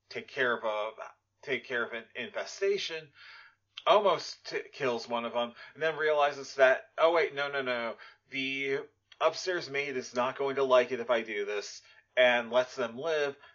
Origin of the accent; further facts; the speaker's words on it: Sweden; English is a second language; I'm from Sweden.